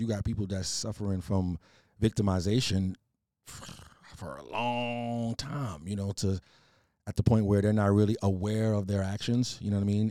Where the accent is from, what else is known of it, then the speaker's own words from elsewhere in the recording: New York City, New York, United States; accent: island twang, a little Trinidad; also born or lived in Trinidad (parents); I'm from New York, though. Queens seven one eight